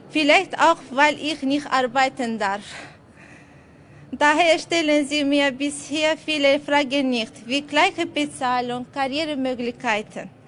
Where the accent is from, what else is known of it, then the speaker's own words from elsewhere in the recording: Azerbaijan; now in Austria; Ich komme aus Aserbaidschan. Ich bin seit sechs Jahren Asylwerberin in Österreich, gemeinsam mit drei Kindern und meinem Mann.